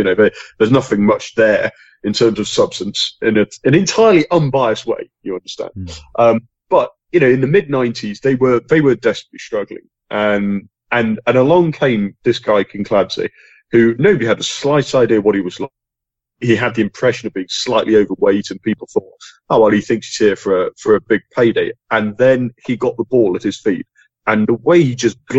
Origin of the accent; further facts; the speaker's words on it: England, United Kingdom; I mean, as an English football fan, I grew up